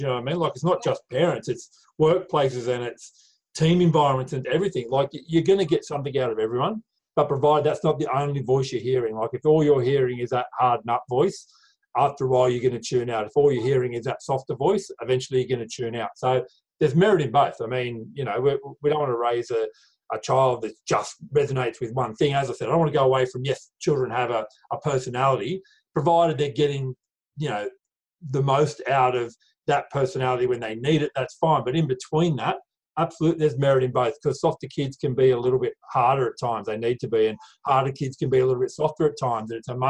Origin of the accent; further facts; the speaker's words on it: Bathurst, New South Wales, Australia; I grew up around Bathurst. So, my family's heavily involved in motorbike racing. So, I grew up around Bathurst at Easter.